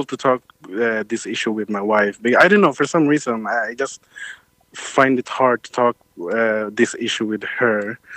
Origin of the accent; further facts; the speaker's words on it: Sweden; growing up, I grew up with Swedish white folks. I grew up with as foreign immigrants here in Sweden